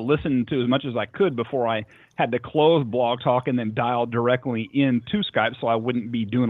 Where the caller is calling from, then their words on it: Nashville, Tennessee, United States; This is …. I'm calling from Nashville, Tennessee.